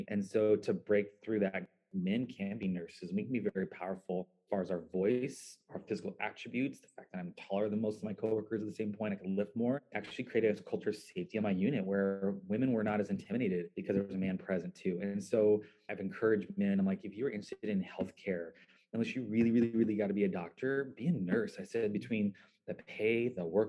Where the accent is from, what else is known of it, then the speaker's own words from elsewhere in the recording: Central Valley, California, United States; Growing up in the Central Valley, we're a very conservative, mostly white